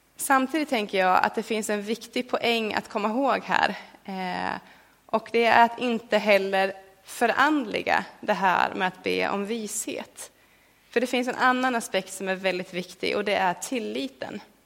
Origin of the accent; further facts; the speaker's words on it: Sweden; för mig som en svensk